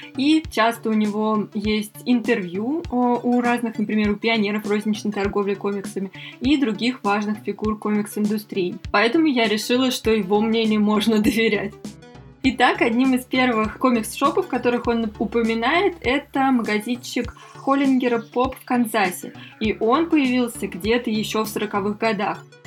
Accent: Moscow, Russia; мы из Москвы

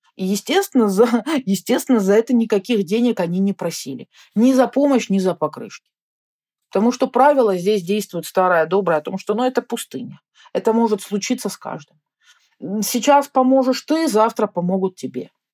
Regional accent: Russia; я из России, но это так далеко

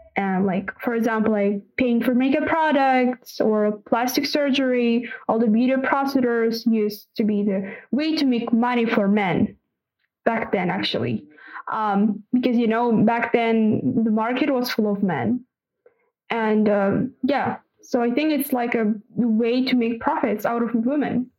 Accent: Kazakhstan; from Kazakhstan

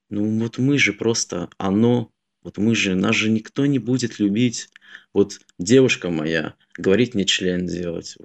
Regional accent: Russia; все мы воспитывались в России

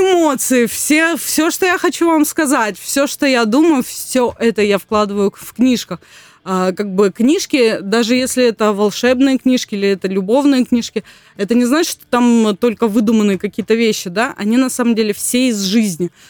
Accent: Gelendzhik, Krasnodar Krai, Russia; я сама родом из Геленджика

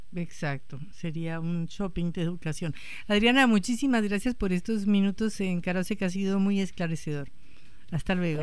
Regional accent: Colombia; moved away; Yo soy colombiana

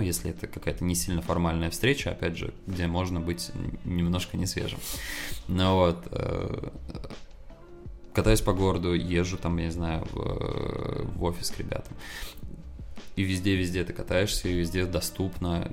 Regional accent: Saint Petersburg, Russia; moved away as an adult; now in Moscow, Russia; А еще я сам из Питера

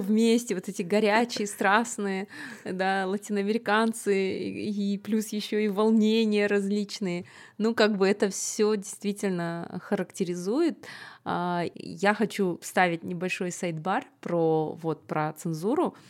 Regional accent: Kazakhstan

